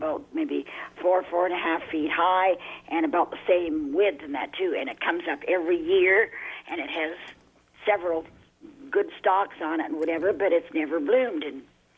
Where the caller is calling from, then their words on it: West Lorne, Ontario, Canada; West Lorne